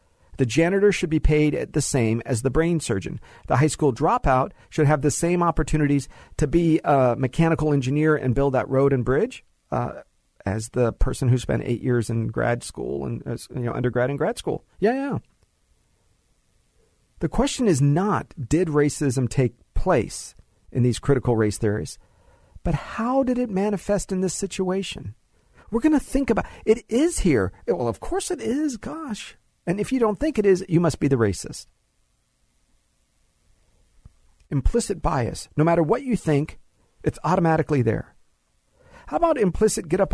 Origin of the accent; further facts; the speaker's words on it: Los Angeles, California, United States; This is my Spanish class, high school, Sylmar, LA Unified School District